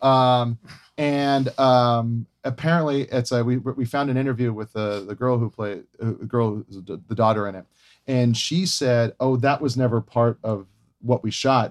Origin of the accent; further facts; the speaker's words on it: Hawaii, United States; I grew up in Hawaii